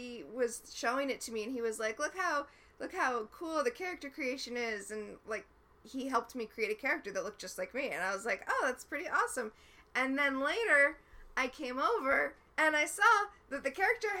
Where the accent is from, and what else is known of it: Sarasota, Florida, United States; born or raised there